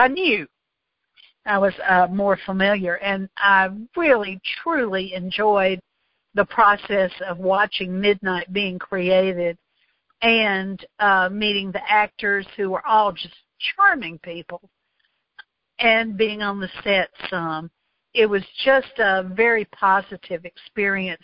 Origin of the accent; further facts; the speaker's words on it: the South, United States; I'm Southern